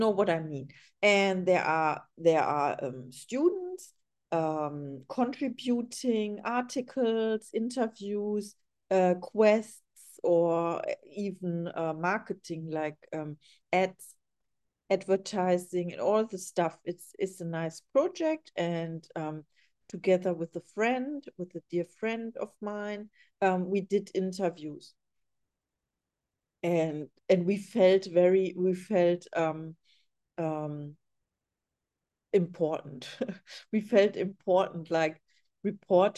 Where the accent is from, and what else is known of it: Germany; English is a second language; now in Los Angeles, United States